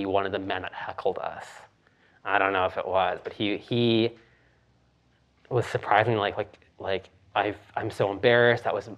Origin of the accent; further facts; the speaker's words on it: Vancouver, British Columbia, Canada; now in Toronto, Canada; I was born and raised in Vancouver.